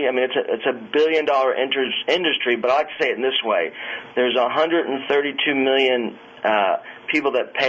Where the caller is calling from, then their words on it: Virginia Beach, Virginia, United States; I'm calling from Virginia Beach, Virginia.